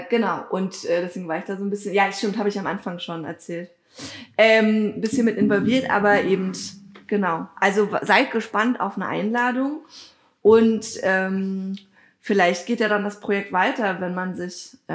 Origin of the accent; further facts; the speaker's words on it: Dahnsdorf, Brandenburg, Germany; Ich mache nämlich auch gerade so ein äh, Geschichtsprojekt ähm, in Dahnsdorf, also in meinem Heimatdorf, um zu gucken, wie sah dann das Dorf irgendwie früher aus und so, weil wir wären 2027 auch 700 Jahre alt